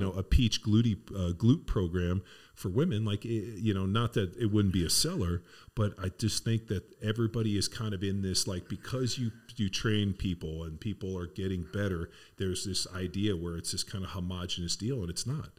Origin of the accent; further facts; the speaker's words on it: Torrance, California, United States; where I grew up in Southern California was in, you know, Palos Verdes Torrance area.